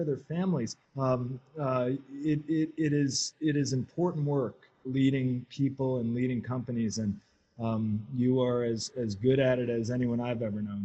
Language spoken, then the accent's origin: English; United States; as an American